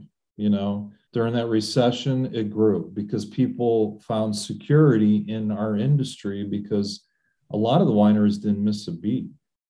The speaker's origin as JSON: {"language": "English", "town": "Mentor", "region": "Ohio", "country": "United States", "tie": "born or raised there", "said": "I would say Northeastern Ohio is my home. I grew up in Mentor, Ohio, which is Lake County. Went to college in Cuyahoga County. And now I live in Geauga and worked in Ashtabula."}